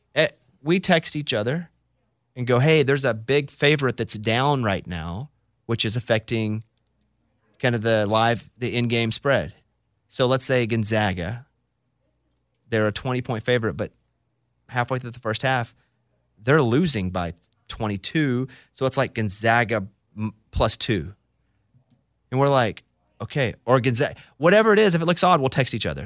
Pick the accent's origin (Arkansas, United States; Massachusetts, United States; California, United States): Arkansas, United States; I'm from Arkansas